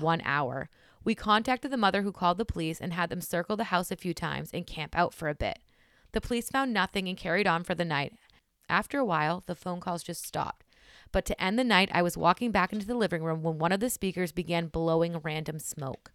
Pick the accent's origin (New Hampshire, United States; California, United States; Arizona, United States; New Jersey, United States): New Hampshire, United States; I'm from New Hampshire.